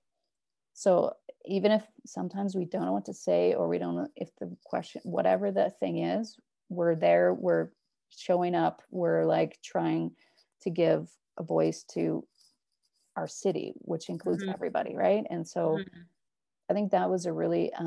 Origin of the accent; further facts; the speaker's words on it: Northern Alberta, Canada; now in Edmonton, Canada; we're from Northern Alberta, right? And so we lived close to reserves.